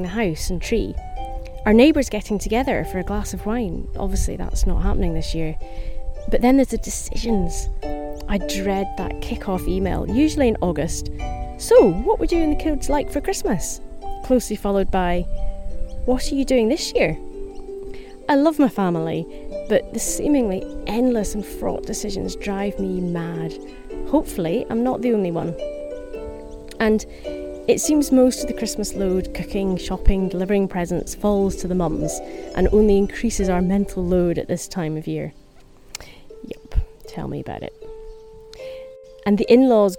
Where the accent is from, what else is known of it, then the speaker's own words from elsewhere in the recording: Helensburgh, Scotland, United Kingdom; based in my hometown of Helensburgh